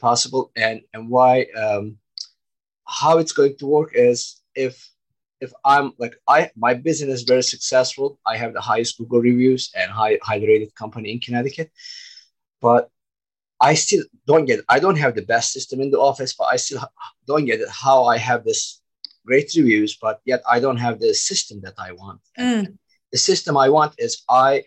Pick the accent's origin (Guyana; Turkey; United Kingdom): Turkey; moved away as an adult; now in United States; I'm originally from Turkey, background construction, and I immigrated to the United States 20 years ago.